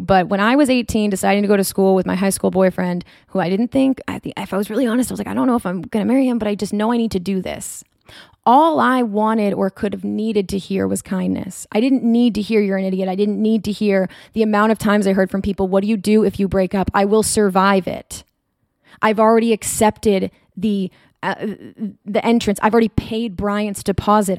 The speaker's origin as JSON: {"language": "English", "region": "North Shore of Massachusetts", "country": "United States", "tie": "born or raised there", "also_born_or_lived": "Rhode Island / New Hampshire", "said": "I grew up in the North Shore of Massachusetts"}